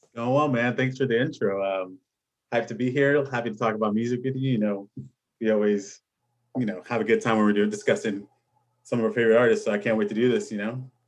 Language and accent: English; Orlando, Florida, United States; also born or lived in New York; when we moved to Florida, because I was born in New York, when we moved to Florida, I think it was probably around fourth grade